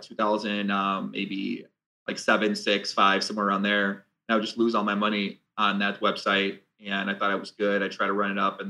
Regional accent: outside Chicago, Illinois, United States; I was born outside Chicago. Yeah, I grew up outside Chicago, moved downtown when I turned 21

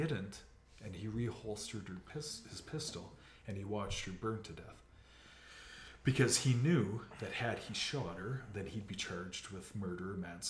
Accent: Canada; as was my right as a Canadian mm-hmm. citizen.

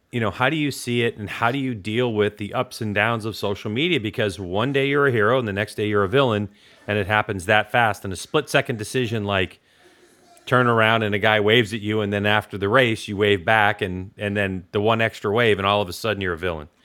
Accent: Northeast, United States; moved away; I'm originally from the Northeast

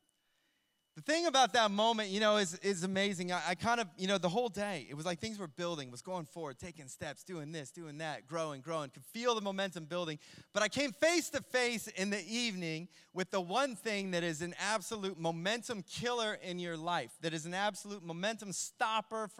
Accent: Ohio, United States; where I grew up in Ohio

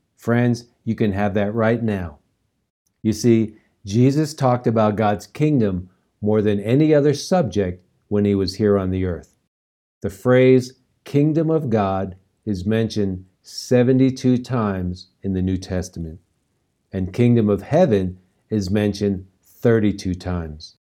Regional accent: New York, United States; now in Colorado, United States; New York, where I grew up

